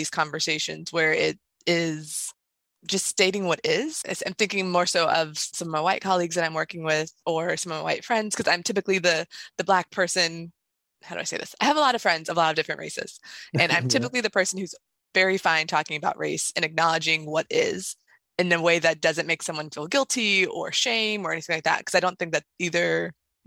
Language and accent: English; Northern Virginia, United States; because I'm also from Virginia, and even so growing up in a southern area, and I do, even though it's Northern Virginia, I still consider it South